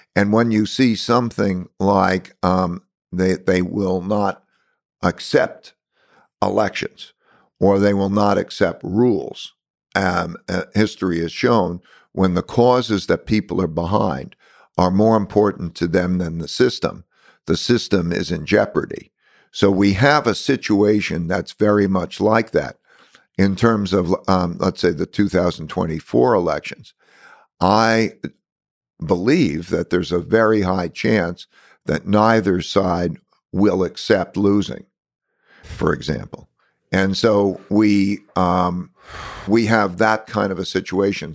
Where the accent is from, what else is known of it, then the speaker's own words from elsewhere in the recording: United States; being an American here is that I grew up with all different nationalities